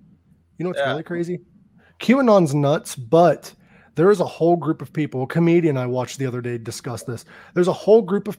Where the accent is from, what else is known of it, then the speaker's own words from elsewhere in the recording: Ohio, United States; moved away as an adult; now in Phoenix, United States; I'm from Ohio. I'm moving back to Ohio next year sometime. But I moved out to Phoenix temporarily.